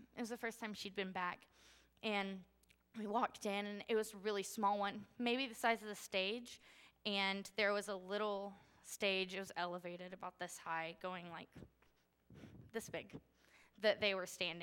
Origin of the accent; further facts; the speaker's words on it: United States; I was born into privilege in the United States.